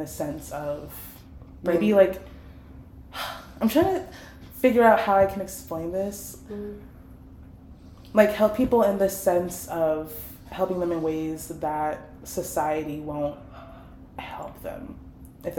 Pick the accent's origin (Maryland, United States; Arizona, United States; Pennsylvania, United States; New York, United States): Maryland, United States; Prince George's County; I am from PG County